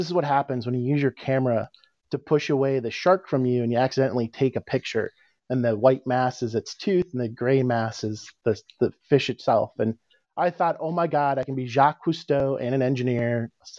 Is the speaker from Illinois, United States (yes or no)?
yes; Chicago, Illinois, United States; moved away as an adult; now in Cape Cod, United States; I live on Cape Cod, but I was born and raised in Chicago